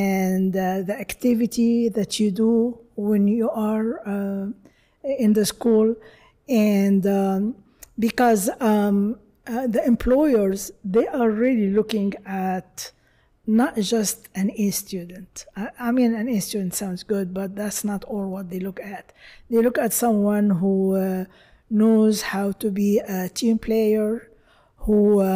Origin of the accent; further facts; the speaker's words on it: Egypt; now in United States; I'm from Egypt, of course.